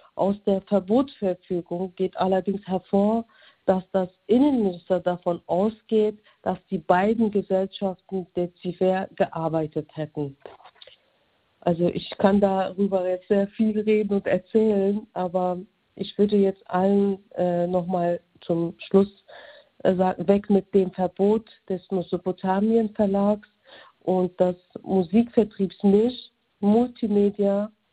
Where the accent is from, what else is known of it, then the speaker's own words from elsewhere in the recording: Germany; Aus vierten, vierten Generation bin ich aus Deutschland